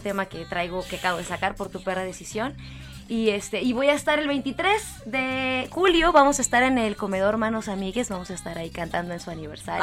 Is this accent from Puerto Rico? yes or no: no; Ensenada, Baja California, Mexico; moved away; empecé cantando pues allá en el norte, yo soy de Ensenada, Baja California